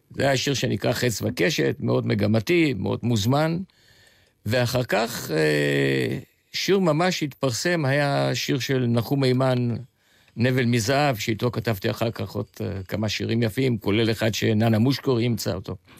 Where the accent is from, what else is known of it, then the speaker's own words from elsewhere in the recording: Tel Aviv, Tel Aviv District, Israel; also born or lived in Jaffa / Bulgaria; הילדות שלי הייתה בשכונה מאוד מיוחדת. הבית עמד על אי התנועה שבין המסגד לבין הדולפינריום